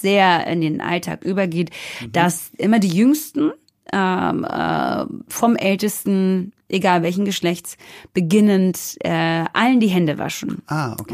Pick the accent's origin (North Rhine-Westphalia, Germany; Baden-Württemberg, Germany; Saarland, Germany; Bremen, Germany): Baden-Württemberg, Germany; near Stuttgart; moved away as an adult; now in Berlin, Germany; in der Nähe von Stuttgart, wo ich groß geworden bin